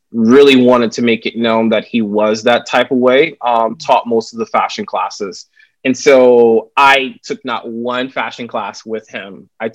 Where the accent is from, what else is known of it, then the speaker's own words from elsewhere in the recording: the South, United States; growing up in the South, you know, I had a teacher to call me the N-word